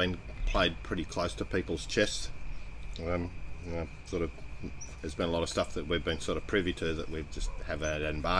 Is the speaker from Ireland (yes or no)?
no; Australia; I'm an Australian